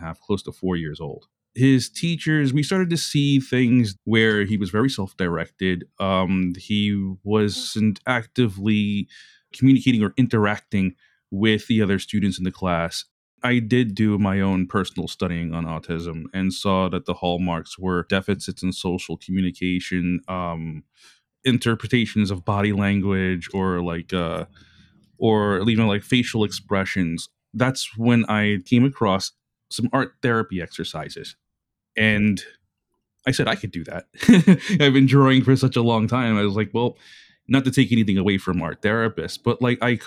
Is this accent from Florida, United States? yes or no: no; New York City, New York, United States; I was born and raised in Brooklyn and in Bay Ridge, Brooklyn